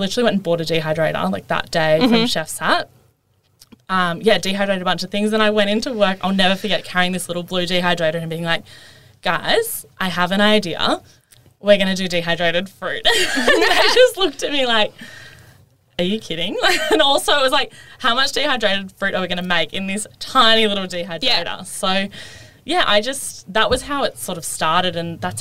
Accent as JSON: {"language": "English", "town": "Melbourne", "region": "Victoria", "country": "Australia", "tie": "born or raised there", "also_born_or_lived": "Gold Coast", "said": "I grew up here in Melbourne"}